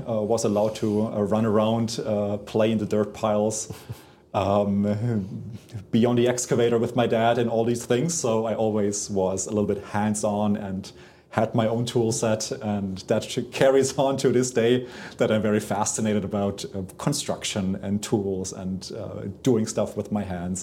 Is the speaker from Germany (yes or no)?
yes; Germany; being German, I'm not from Bavaria and not from Nuremberg.